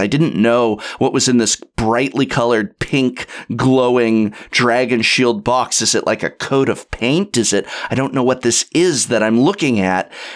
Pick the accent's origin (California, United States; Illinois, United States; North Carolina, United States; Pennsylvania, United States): California, United States; Los Angeles; now in San Francisco, United States; I was born and raised in North Hollywood, California, which is, uh, part of Los Angeles County.